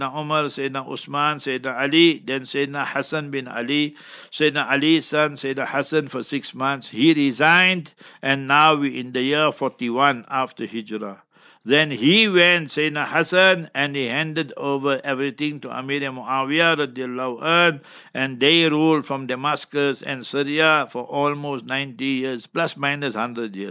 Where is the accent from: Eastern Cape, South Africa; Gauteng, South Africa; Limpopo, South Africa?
Gauteng, South Africa; Heidelberg; my hometown, Heidelberg